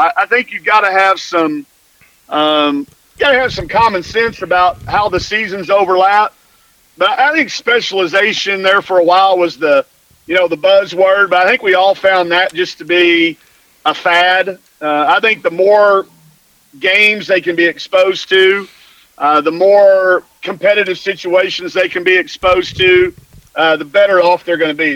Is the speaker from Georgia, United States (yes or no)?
no; Greenwood, Arkansas, United States; I growing up in Greenwood, Arkansas